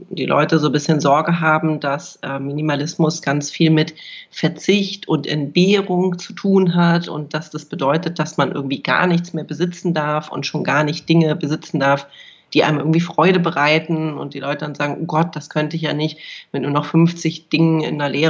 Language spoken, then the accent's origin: German; Hamburg, Germany; now in Berlin, Germany; ich bin ursprünglich äh, geborene Hamburgerin, habe da auch äh, lange Jahre gelebt, bin dann ähm, vor vielen Jahren nach Berlin gezogen